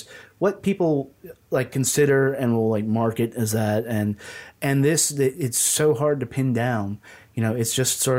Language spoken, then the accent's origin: English; Southwest Virginia, United States; I grew up in Southwest Virginia